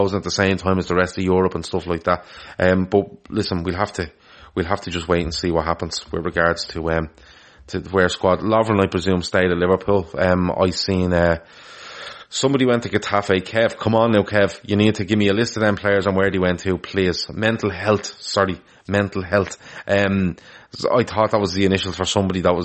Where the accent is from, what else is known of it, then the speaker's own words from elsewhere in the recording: Ireland; I'm from Ireland